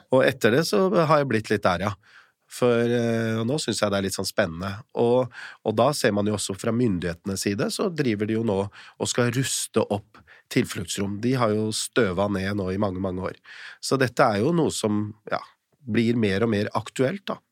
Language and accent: Norwegian; Eastern Norway, Norway; jeg er født og oppvokst på Østlandet